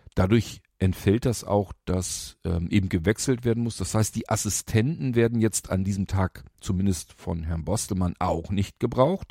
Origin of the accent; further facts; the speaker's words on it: Lower Saxony, Germany; bei uns in Niedersachsen